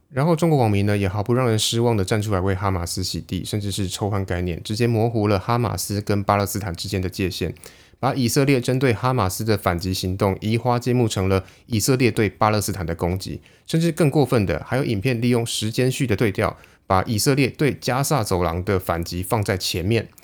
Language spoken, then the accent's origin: Chinese; Taiwan; 在我们台湾人眼里